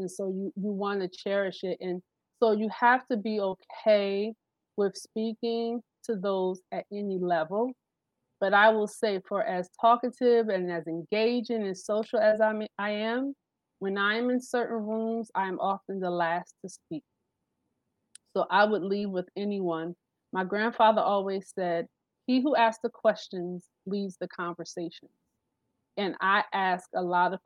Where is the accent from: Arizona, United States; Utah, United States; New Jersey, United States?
New Jersey, United States; I'm from Jersey.